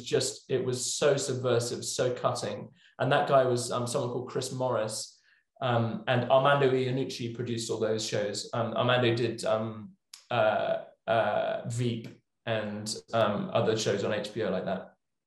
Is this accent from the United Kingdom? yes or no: yes; England, United Kingdom; this is all growing up in England, obviously.